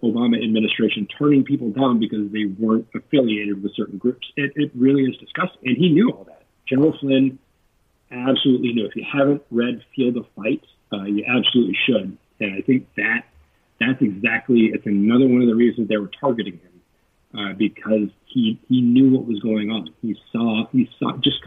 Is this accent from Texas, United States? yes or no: yes; Texas, United States; I grew up in Texas